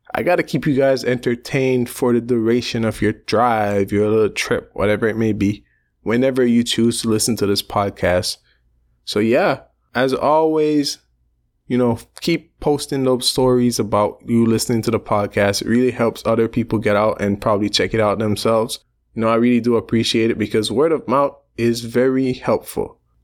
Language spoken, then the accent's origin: English; Belize; I come from Belize